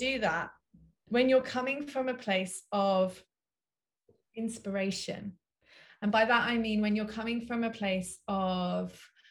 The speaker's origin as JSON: {"language": "English", "region": "London", "country": "United Kingdom", "tie": "born or raised there", "moved": "yes", "said": "I grew up in Southwest London in Wimbledon."}